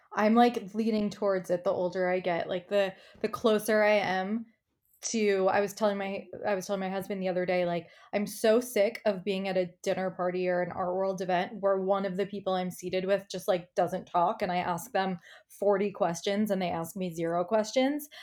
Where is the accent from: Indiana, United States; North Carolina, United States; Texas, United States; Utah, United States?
Indiana, United States; moved away as an adult; also born or lived in New York; I grew up in Indiana, and I moved to college, I moved to New York for college.